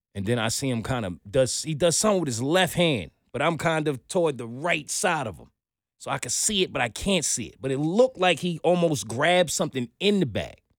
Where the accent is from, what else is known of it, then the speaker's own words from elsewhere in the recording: New York City, New York, United States; I'm a New Yorker.